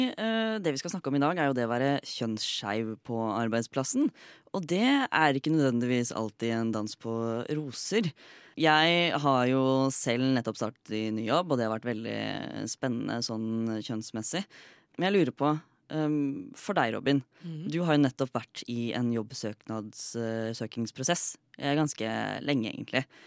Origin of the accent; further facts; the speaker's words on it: Fredrikstad, Østfold, Norway; now in Oslo, Norway; Fremdeles fra Fredrikstad. Bor fremdeles i Oslo.